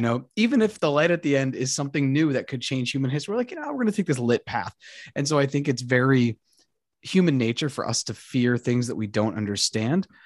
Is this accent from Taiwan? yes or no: no; Colombia; moved away; I speak Spanish and I'm from Colombia